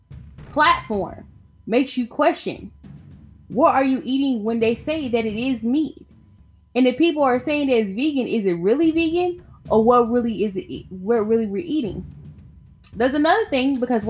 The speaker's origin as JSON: {"language": "English", "region": "the South", "country": "United States", "said": "I'm from the South"}